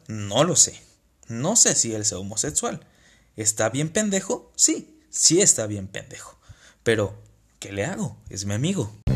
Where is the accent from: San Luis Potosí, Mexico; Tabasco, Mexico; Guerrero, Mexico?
Tabasco, Mexico; now in Saltillo, Mexico; yo soy una persona de Tabasco viviendo en Saltillo